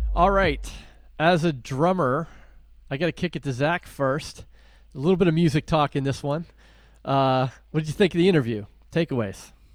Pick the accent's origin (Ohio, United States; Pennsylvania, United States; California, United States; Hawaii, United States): Pennsylvania, United States; Western; growing up in Western Pennsylvania